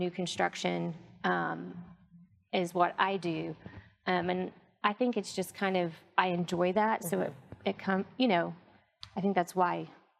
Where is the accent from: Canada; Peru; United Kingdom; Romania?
United Kingdom; England; now in United States; I grew up in England, so I've kind of got a unique background in terms of my dad was in the oil industry, so we moved from England to the U.S.